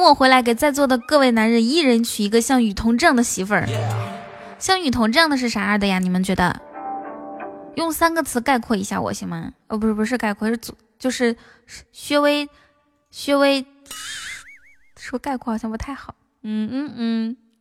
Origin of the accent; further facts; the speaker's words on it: the Northwest, Northwest China, China; 其实我是西北的